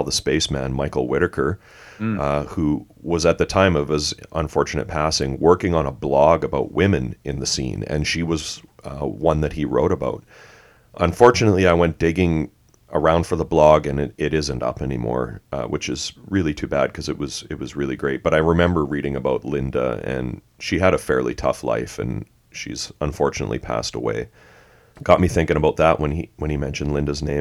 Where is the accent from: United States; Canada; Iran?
Canada; being Canadian